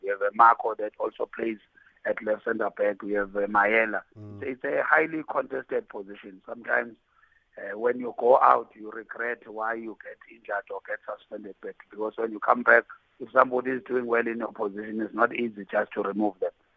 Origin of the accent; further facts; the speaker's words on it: South Africa; being South African